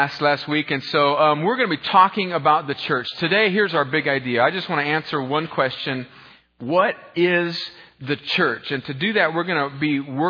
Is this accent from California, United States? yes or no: yes; Southern California, United States; now in Columbus, Georgia, United States; I grew up in a place called Northern Mexico, which is also known as Southern California. And so my hometown is all Mexican